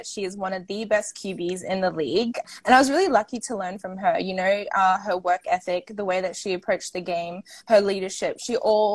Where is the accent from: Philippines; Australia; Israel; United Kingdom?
Australia; moved away as an adult; also born or lived in Atlanta, Georgia; I'm obviously Australian